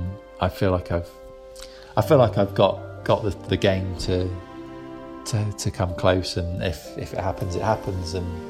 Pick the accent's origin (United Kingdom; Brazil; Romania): United Kingdom; being British